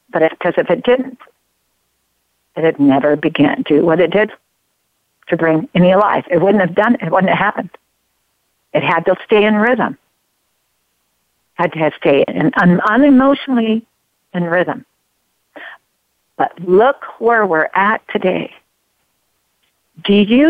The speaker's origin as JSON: {"language": "English", "town": "Grants Pass", "region": "Oregon", "country": "United States", "said": "I'm from Oregon. I'm from Grants Pass, Oregon. I love Grants Pass, Oregon."}